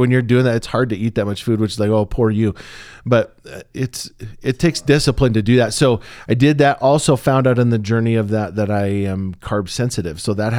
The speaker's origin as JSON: {"language": "English", "region": "Pacific Northwest", "country": "United States", "tie": "born or raised there", "said": "I was raised in the Northwest, spent all of my adult life up until the last few years in the Northwest, and coffee in the Northwest is a religion."}